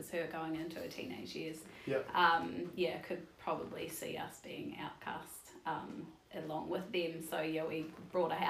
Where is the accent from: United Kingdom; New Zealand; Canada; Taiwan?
New Zealand; Nelson; Uh, so I am kind of from all over the show. Um, I gr- did most of my growing up in Nelson, though.